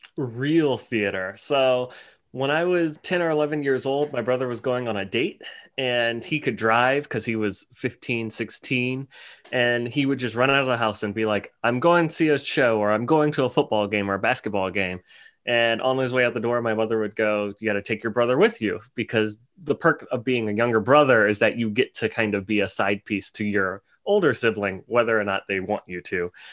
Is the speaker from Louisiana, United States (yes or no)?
yes; New Orleans, Louisiana, United States; I'm from New Orleans, Louisiana, which is probably one of the most, uh, colorful cities in, in America